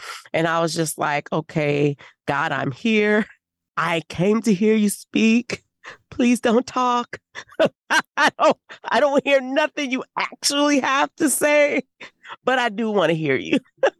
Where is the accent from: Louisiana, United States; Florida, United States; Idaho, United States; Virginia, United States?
Louisiana, United States; New Orleans; Well, I'm from New Orleans. I don't mess with that.